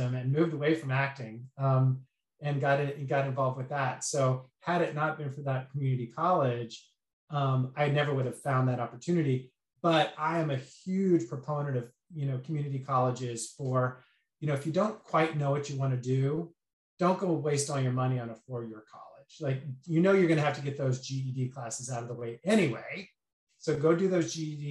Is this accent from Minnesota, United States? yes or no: no; Arizona, United States; moved away as an adult; also born or lived in Santa Maria, California / Los Angeles, California; I grew up in Arizona